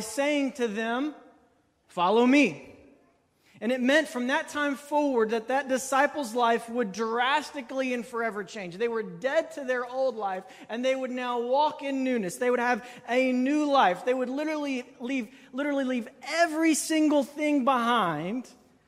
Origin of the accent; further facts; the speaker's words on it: Kentucky, United States; I'm from Kentucky